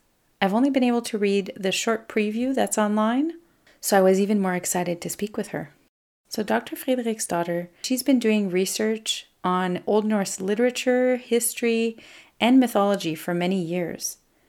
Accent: Canada; I'm a Francophone from Canada

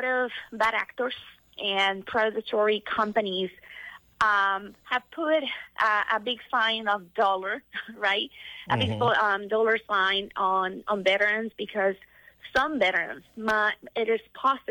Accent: Puerto Rico; now in Washington, D.C., United States; I'm actually calling from Washington, D.C., but I am from Puerto Rico.

